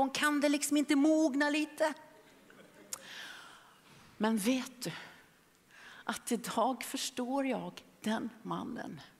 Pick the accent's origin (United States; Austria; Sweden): United States; Philadelphia, Pennsylvania; det var en man i Philadelphia där jag växte upp.